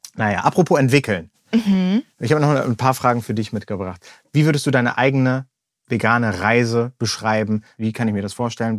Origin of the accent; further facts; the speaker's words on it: Germany; bei uns in Deutschland